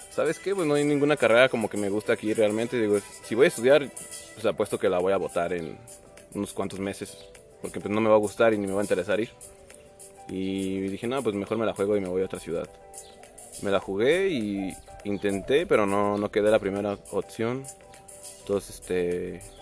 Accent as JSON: {"language": "Spanish", "town": "Celaya", "region": "Guanajuato", "country": "Mexico", "said": "Yo soy el de Celaya, güey."}